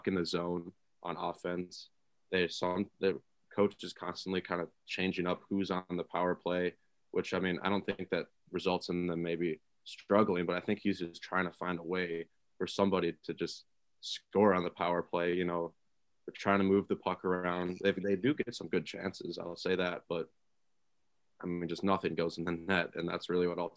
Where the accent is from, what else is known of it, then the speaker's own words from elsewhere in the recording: Minnesota, United States; moved away; in my home state of Minnesota